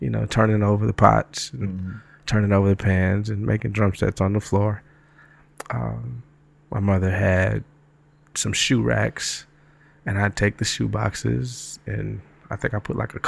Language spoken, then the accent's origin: English; Detroit, Michigan, United States; moved away as an adult; also born or lived in Atlanta, Georgia; now in New York, United States; I was born in Detroit, grew up there, stayed